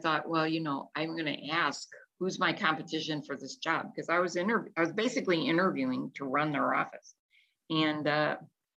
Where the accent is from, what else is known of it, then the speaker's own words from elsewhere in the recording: Chicago, Illinois, United States; moved away; also born or lived in Newport Beach, California / Florida; I was born in Chicago, and I studied business at Roosevelt University